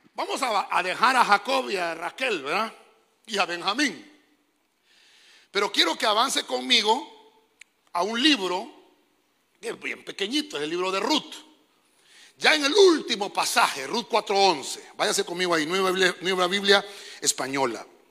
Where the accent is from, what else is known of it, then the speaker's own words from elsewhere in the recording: Honduras; Dios nos dio el privilegio de nacer en esta bendita tierra